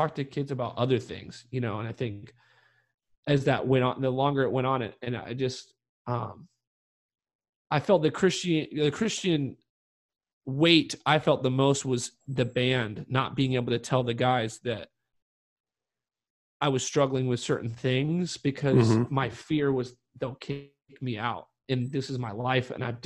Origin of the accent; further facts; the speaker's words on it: North Carolina, United States; growing up in North Carolina where shit was weird sometimes